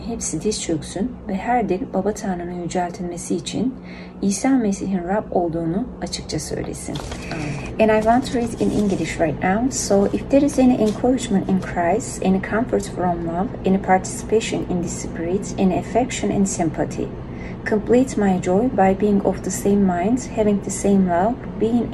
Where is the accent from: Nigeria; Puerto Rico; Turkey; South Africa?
Turkey; English is a second language; moved away as an adult; now in Indianapolis, United States; I'm from Turkey. I miss my country